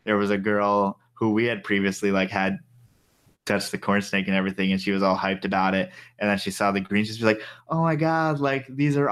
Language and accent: English; Northeast, United States; growing up in the Northeast